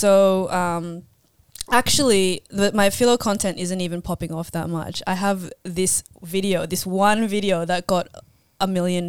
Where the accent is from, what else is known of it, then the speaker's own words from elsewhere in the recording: Philippines; like a Filipino relatable, which comes naturally anyway, because I am Filipino.